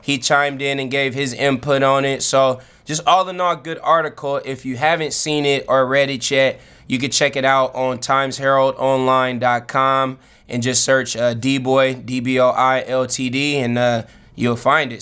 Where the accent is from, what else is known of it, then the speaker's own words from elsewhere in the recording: Vallejo, California, United States; also born or lived in Los Angeles; now in Portland, United States; my hometown, the city of Vallejo, the Vallejo Times Herald.